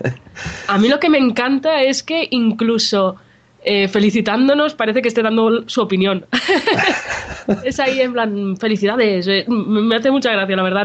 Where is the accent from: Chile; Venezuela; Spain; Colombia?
Spain; Jijona, Valencian Community